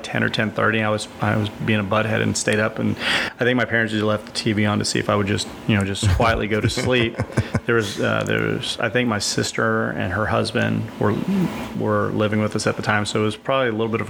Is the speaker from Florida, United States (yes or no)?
no; Texas, United States; born or raised there; also born or lived in Lowell, Massachusetts